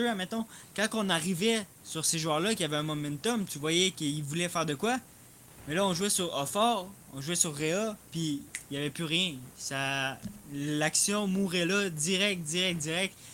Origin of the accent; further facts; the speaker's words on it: Belgium; Je suis belge, j'ai déjà joué avec.